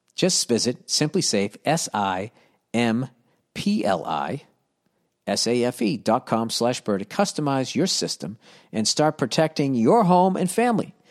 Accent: United States; I'm American

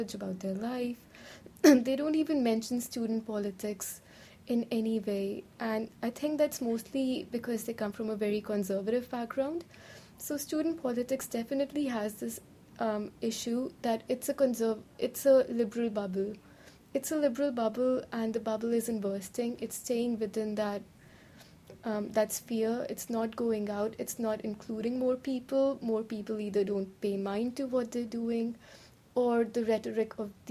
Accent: Shimla, Himachal Pradesh, India; moved away as an adult; now in Cambridge, United States; I'm from Shimla, India

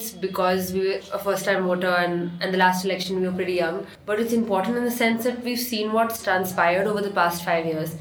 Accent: Goa, India; moved away as an adult; now in Delhi, India; I'm from Goa, studying in Delhi at St. Stephen's College.

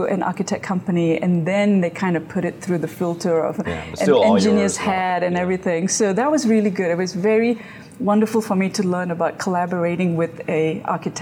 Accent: Malaysia; moved away as an adult; now in United States; Graduated from Malaysia, so I have my graphic design degree from Malaysia. Came to the U.S. to pursue my grad studies.

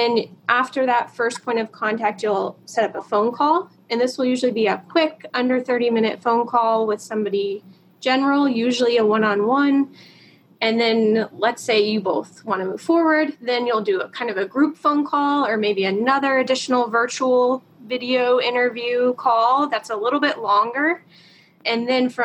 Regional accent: the Carolinas, United States; moved away; I am actually from the Carolinas

